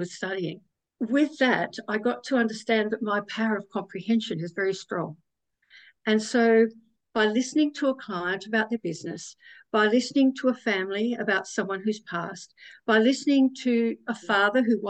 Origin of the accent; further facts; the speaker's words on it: South Australia, Australia; I was born in South Australia